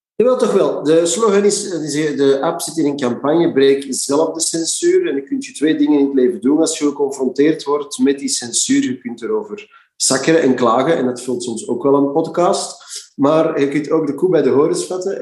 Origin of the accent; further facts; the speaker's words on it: Flanders, Belgium; in mijn hart bloed als Vlaming